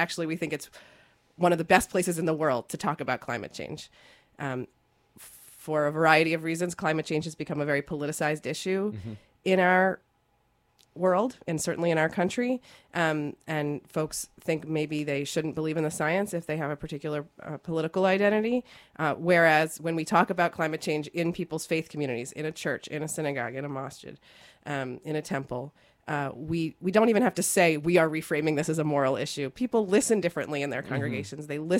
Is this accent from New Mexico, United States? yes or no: no; Baltimore, Maryland, United States; No, I grew up in Jewish communities in Baltimore, and I remember thinking, you know, this is pretty radical stuff.